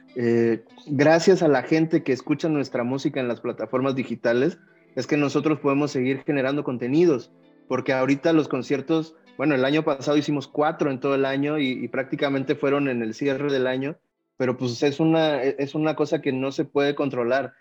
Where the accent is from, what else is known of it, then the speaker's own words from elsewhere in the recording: Veracruz, Mexico; aunque somos de Veracruz, eh, nosotros estamos en la zona montañosa